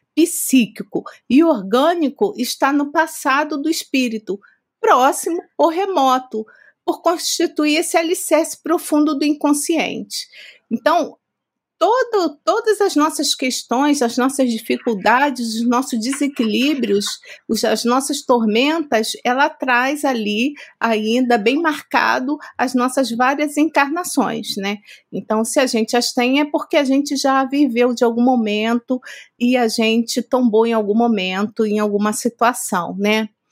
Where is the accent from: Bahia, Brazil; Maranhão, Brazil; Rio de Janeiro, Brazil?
Rio de Janeiro, Brazil; moved away as an adult; now in São Paulo, Brazil; nós estamos aqui há três anos e meio em São Paulo, mas nós somos cariocas